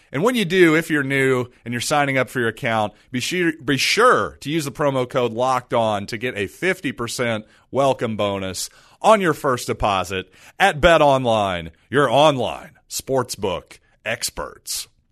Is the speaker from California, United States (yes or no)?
no; Columbia, Missouri, United States; I'm from the Columbia area